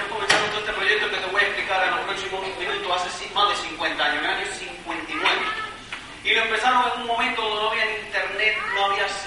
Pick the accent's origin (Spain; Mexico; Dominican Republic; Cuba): Cuba; now in United States; yo no soy americano, yo soy cubano, de hecho ni hablo bien el inglés.